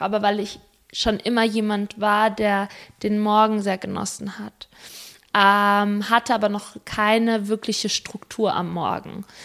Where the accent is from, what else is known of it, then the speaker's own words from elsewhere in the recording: Spain; moved away; ich bin Spanierin